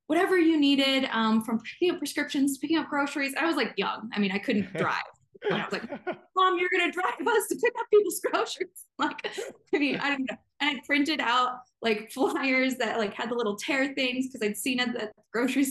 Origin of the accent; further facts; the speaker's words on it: central Illinois, United States; now in Montana, United States; I grew up in Illinois. So that's kind of where my roots are. My family's there still. It's central